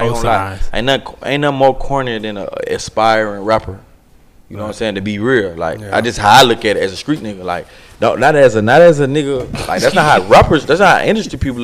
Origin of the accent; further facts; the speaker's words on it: Atlanta, Georgia, United States; I grew up in Tetwood, you know what I'm saying? That down the street, really down the street from right here